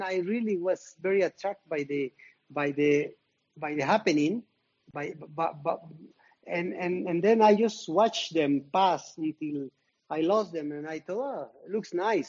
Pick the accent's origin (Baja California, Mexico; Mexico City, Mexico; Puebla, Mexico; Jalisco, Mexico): Puebla, Mexico; Zacatlán; my hometown, Zacatlán de las Manzanas, is in the state of Puebla